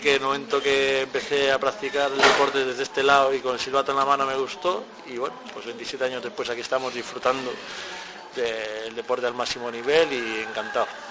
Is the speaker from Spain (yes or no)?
yes; a village near Ponferrada, Castile and León, Spain; el club de mi pueblo